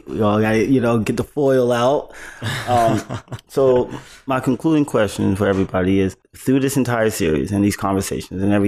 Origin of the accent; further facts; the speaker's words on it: the South, United States; I'm from the South